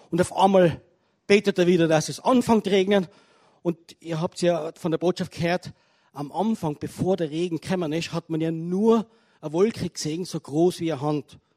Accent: Tyrol, Austria; wunderschönen guten Abend von mir als Tiroler.

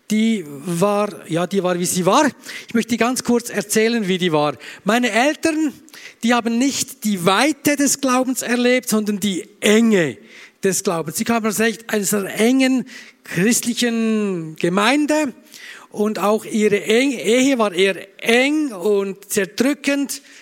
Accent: Bern, Switzerland; now in Graubünden, Switzerland; Ich bin kein Österreicher, sondern ich komme aus der schönen Schweiz. Ich bin Berner und seit danke. Ja, ich klatsche auch für Österreich natürlich. Äh, ich komme ursprünglich aus Bern, bin aber seit über 20 Jahren jetzt im Graubünden, im Bündnerland.

